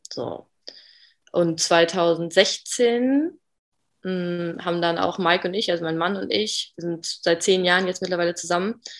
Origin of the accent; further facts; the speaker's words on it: Bremen, Germany; ich bin 27 Jahre alt noch. Mm, ich komme aus Bremi, aus Bremen im Norden von Deutschland.